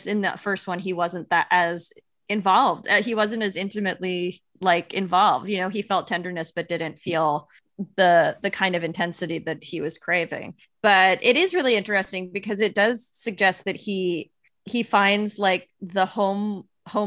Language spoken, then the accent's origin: English; Long Island, New York, United States; I'm from Long Island